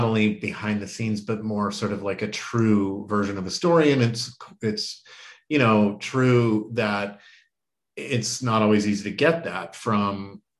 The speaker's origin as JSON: {"language": "English", "town": "Denver", "region": "Colorado", "country": "United States", "tie": "born or raised there", "also_born_or_lived": "New York area", "moved": "as an adult", "said": "I grew up in Denver, actually in South Denver, and had been living for most of my adult life in the New York area"}